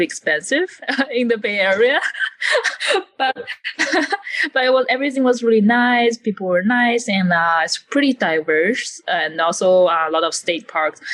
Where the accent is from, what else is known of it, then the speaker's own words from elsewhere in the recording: China; English is a second language; also born or lived in Guangzhou, China / Monterey, United States; I am Chinese, I'm from China